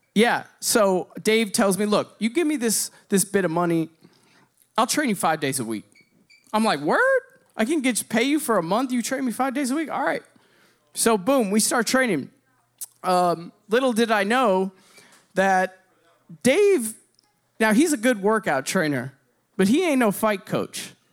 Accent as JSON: {"language": "English", "town": "Bloomington", "region": "Indiana", "country": "United States", "tie": "born or raised there", "said": "I grew up in Bloomington, Indiana"}